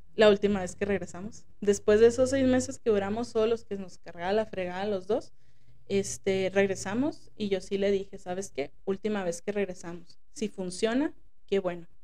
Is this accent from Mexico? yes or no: yes; Mexico; como sociedad mexicana